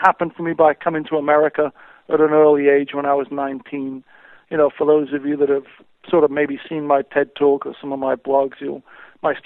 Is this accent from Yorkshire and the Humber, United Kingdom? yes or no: yes; Sheffield, Yorkshire and the Humber, United Kingdom; moved away; I grew up in Sheffield.